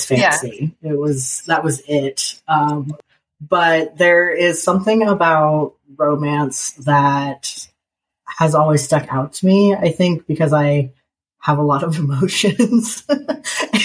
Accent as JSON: {"language": "English", "region": "Nebraska", "country": "United States", "tie": "born or raised there", "moved": "yes", "lives_now": "North Carolina, United States", "said": "I grew up in Nebraska"}